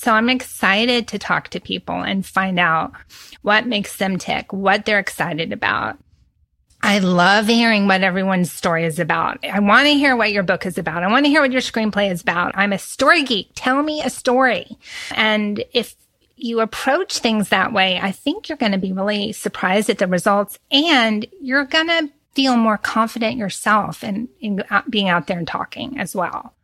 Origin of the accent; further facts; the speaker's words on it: Texas, United States; I'm from Texas and we chat. We're big chatters.